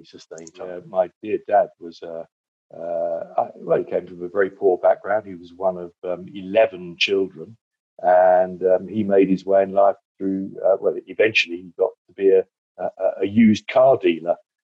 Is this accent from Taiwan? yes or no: no; Southend-on-Sea, East of England, United Kingdom; also born or lived in Chile; now in Worcestershire, United Kingdom; I come from Essex